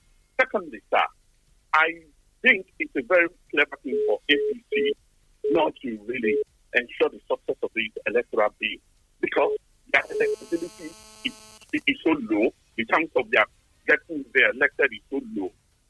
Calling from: Tottenham, London, United Kingdom; I'm coming from Tottenham.

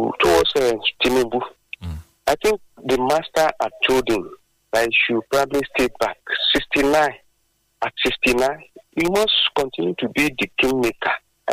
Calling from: Abeokuta, Ogun State, Nigeria; from Abeokuta.

